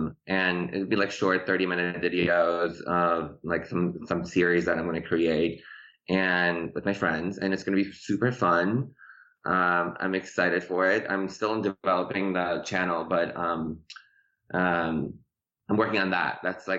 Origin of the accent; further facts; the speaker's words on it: Chicago, Illinois, United States; English is a second language; moved away as an adult; also born or lived in Tehran, Iran; now in Los Angeles, United States; And so we left. Tehran when I was 10. I didn't speak any English when I got here. We moved to Chicago I grew up in Chicago, in the suburbs of Chicago, and then I moved to LA.